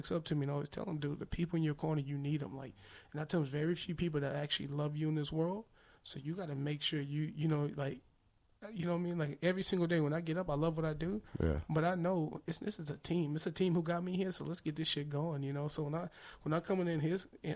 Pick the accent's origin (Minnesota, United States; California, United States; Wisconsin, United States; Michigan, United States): California, United States; Los Angeles; also born or lived in Victorville, California; I grew up in Manchester and Broadway